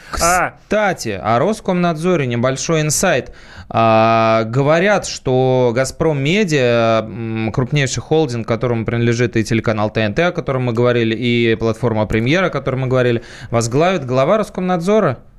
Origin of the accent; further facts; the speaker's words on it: Saint Petersburg, Russia; я тоже из Питера